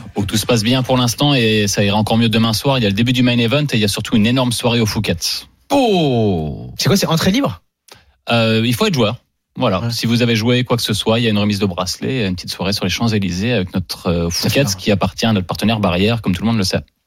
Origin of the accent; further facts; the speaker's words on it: France; moved away; also born or lived in Malta; on est français et qu'on est habitué à une certaine qualité de vie en général